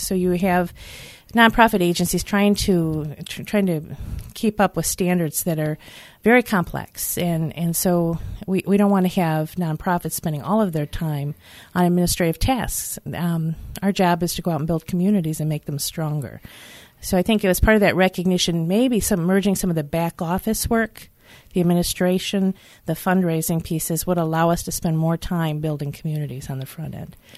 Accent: Detroit, Michigan, United States; I grew up in the Detroit area. And, uh, just off Eight Mile

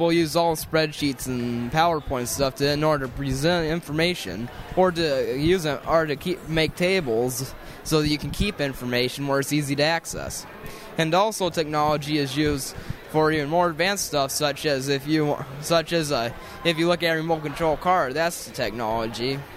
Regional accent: Fruitport, Michigan, United States; Er, I'm from Fruitport and I have an iPod, I have a computer

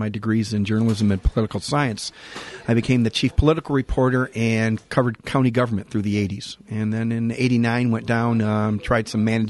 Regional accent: Jackson, Michigan, United States; moved away as an adult; now in Muskegon, United States; Got my beginnings in journalism back in Jackson, my hometown.

